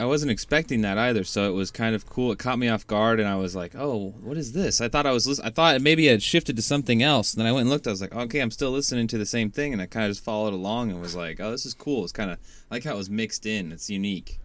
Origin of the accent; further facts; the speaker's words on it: Washington, United States; I'm from Washington